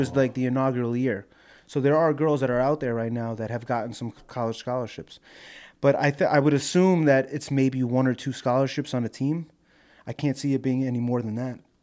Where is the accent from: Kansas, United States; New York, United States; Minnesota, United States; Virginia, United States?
New York, United States; I'm from New York